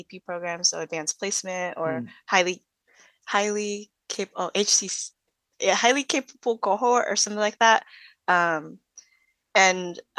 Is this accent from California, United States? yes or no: no; Seattle, Washington, United States; In my community, I grew up in the Central District of Seattle